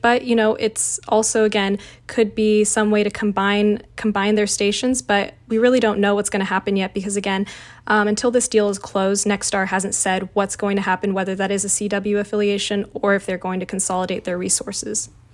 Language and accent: English; San Diego, California, United States; I actually was born and raised in San Diego, so I grew up and knew what K U S I was as a kid